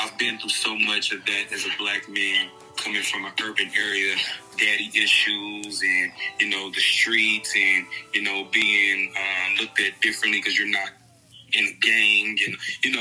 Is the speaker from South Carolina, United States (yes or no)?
no; Kansas City, Kansas, United States; I'm from Kansas City, Kansas. Wyandotte, to be exact